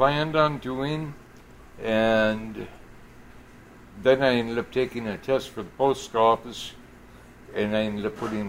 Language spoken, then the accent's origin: English; Minneapolis, Minnesota, United States; I'm originally from Minneapolis.